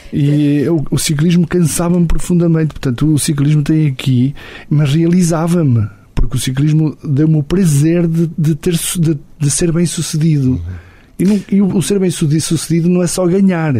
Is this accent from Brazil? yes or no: no; Portugal; Eu chegava ao alto da minha aldeia e via a Senhora da Graça